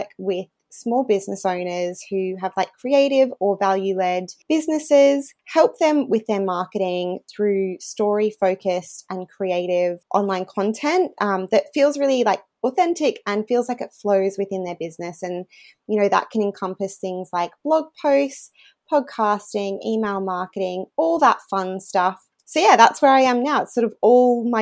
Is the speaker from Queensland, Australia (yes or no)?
yes; regional Queensland, Australia; moved away as an adult; also born or lived in United Kingdom; I actually worked as a reporter in my hometown where we're living again now in regional Queensland for 5 years.